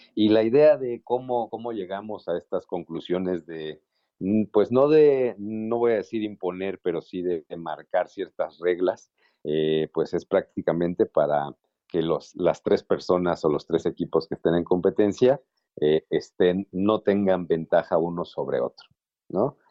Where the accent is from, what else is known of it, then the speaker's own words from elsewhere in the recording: Mexico; nuestra cultura como mexicanos